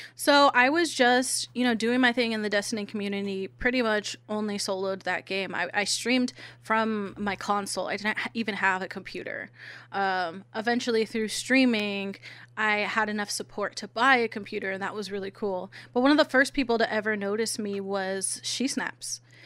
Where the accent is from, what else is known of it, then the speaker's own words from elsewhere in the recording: San Diego, California, United States; I'm from San Diego